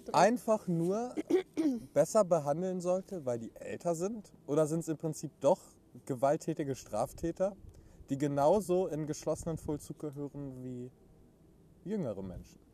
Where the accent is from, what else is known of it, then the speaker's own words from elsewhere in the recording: Rheda-Wiedenbrück, North Rhine-Westphalia, Germany; 23 aus Reda Wiedenbrück